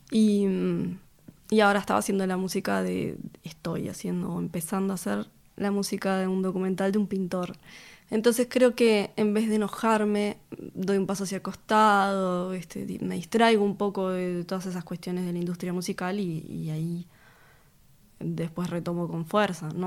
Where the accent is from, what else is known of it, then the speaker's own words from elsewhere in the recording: Montevideo, Uruguay; Vengo de, del Cordón.